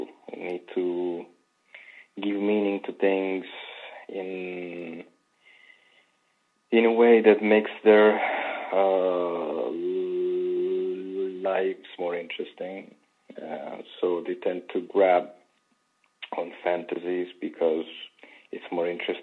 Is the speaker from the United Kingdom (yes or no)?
no; Apulia, Italy; moved away as an adult; now in Rome, Italy; I'm from Berlin in Puglia.